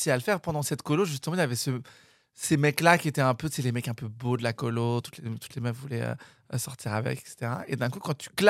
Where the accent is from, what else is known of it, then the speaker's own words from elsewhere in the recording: Paris, Île-de-France, France; Dans le 5e arrondissement de Paris. Ah, t'es parisien Ouais, je suis né à Paris, moi.